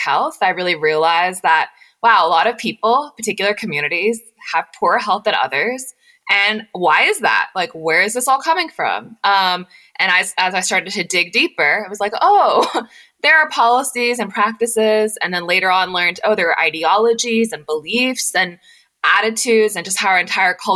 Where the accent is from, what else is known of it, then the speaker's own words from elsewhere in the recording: Knoxville, Tennessee, United States; moved away as an adult; also born or lived in Washington, D.C. / Nashville; I grew up in a really close-knit South Asian community in East Tennessee